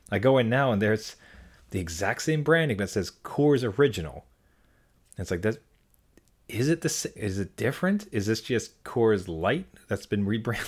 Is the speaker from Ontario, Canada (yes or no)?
yes; Ottawa, Ontario, Canada; moved away; my hometown of Ottawa